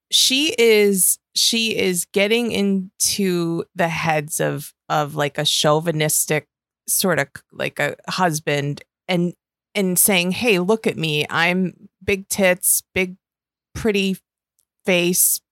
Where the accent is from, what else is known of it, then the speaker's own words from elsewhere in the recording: Western New York, United States; accent: Western New York; my Western New York accent